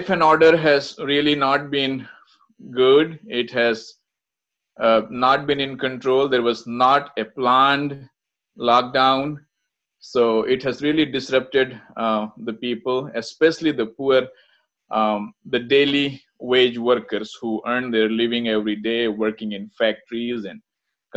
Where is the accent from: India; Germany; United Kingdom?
India; I'm from India